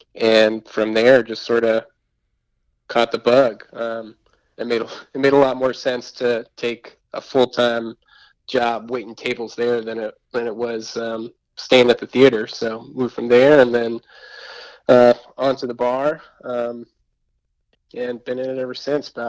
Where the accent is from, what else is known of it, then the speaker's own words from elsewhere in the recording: Massachusetts, United States; also born or lived in Berkshire County, Massachusetts / Boston, Massachusetts / Somerville, Massachusetts; now in Asheville, United States; I grew up in Massachusetts, graduated college out in Berkshire County, out in Western Mass in the mountains, and then moved to Boston.